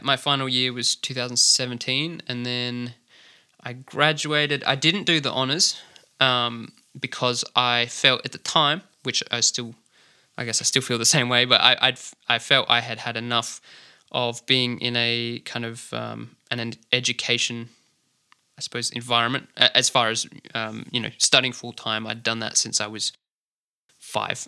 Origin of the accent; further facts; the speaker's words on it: Adelaide, South Australia, Australia; grew up in the inner southern suburbs, so Kingswood, kinda Unley area is where I'm, where I'm from